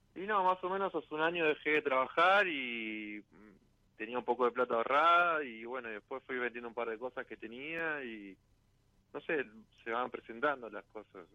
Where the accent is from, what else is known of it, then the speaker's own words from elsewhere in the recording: Guernica, Buenos Aires Province, Argentina; De zona sur de Arnica